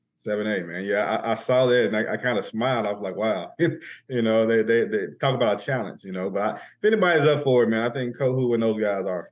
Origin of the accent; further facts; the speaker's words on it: Pine Bluff, Arkansas, United States; Pine Bluff's my hometown